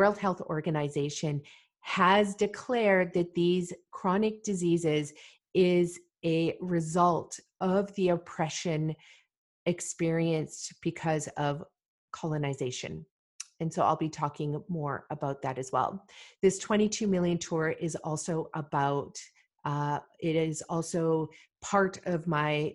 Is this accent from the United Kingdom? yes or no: no; Malawi; now in Canada; I was born in Malawi, Africa.